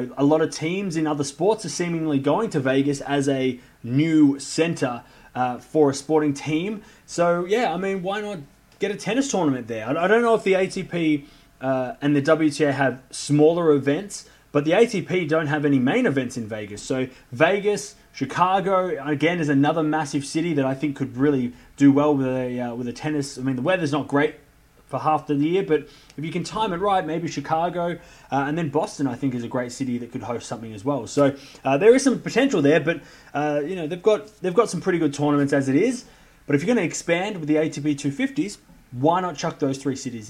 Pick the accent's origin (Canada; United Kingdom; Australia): Australia; I'm from Australia